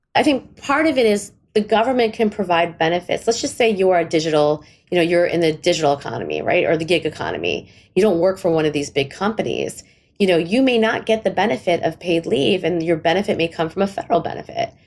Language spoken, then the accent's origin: English; India; I'm Indian